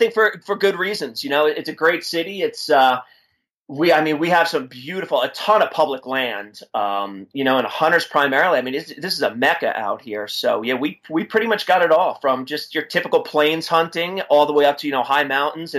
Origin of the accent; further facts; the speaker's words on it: East Coast, United States; accent: East Coast; moved away; also born or lived in Pennsylvania; I'm originally an East Coaster, so you know, I grew up pheasant hunting in New Jersey and Pennsylvania